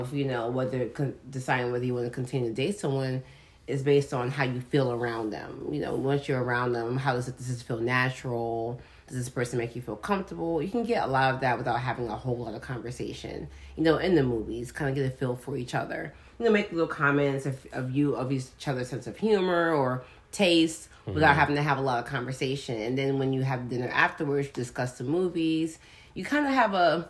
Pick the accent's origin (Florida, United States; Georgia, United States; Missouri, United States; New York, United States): New York, United States; I'm from New York